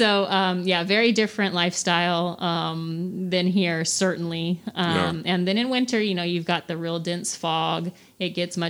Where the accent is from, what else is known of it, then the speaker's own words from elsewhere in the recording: Fresno, California, United States; I grew up in Fresno.